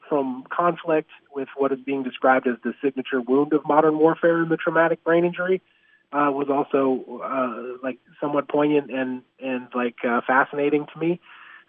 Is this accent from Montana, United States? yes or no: yes; Montana, United States; I grew up in Montana